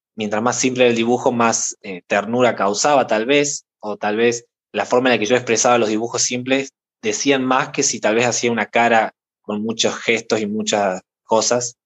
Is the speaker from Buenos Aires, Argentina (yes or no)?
no; Córdoba, Argentina; soy de Argentina, de la provincia de Córdoba